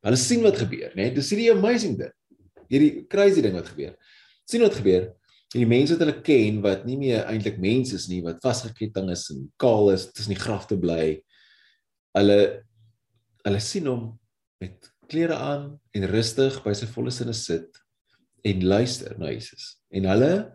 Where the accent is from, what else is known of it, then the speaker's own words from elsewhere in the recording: South Africa; ons eie geskiedenis as Suid-Afrikaners